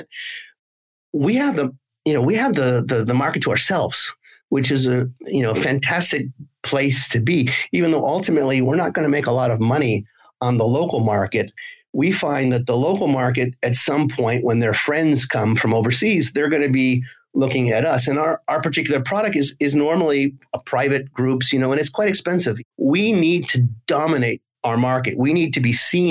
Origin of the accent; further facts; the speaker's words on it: United States; now in Nice, France; I'm American originally